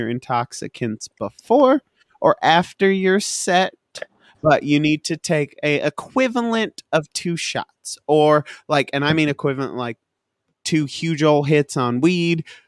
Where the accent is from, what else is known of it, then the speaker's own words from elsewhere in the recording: Artesia, New Mexico, United States; moved away; I went to high school in Artesia, New Mexico.